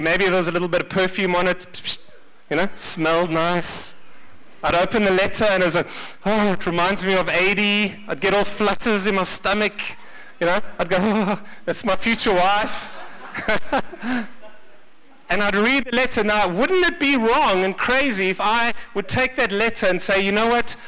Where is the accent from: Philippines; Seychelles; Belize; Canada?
Seychelles; now in South Africa; I was born in the Seychelles